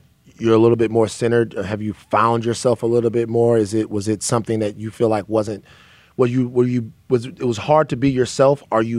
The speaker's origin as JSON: {"language": "English", "region": "Southern Louisiana", "country": "United States", "tie": "born or raised there"}